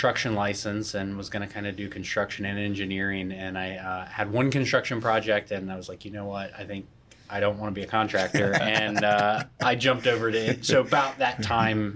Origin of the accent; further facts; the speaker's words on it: Vero Beach, Florida, United States; also born or lived in Jacksonville / New York / New Orleans; I'm born and raised in Vero